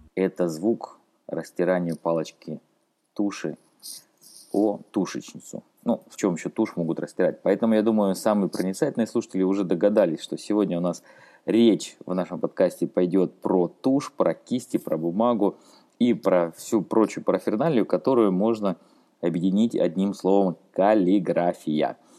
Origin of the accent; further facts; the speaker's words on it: Rostov-on-Don, Rostov Oblast, Russia; я сам из Ростова-на-Дону